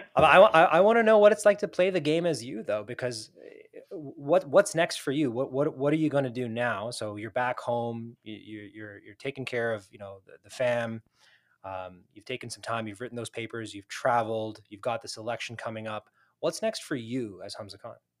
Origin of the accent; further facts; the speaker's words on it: United States; as a fellow South Asian, fellow Muslim, fellow American